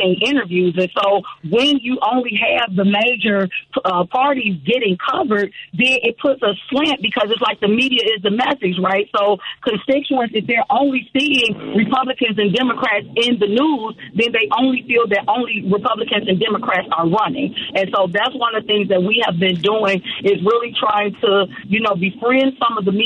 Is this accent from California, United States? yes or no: no; Chicago, Illinois, United States; Born and raised on the south side of Chicago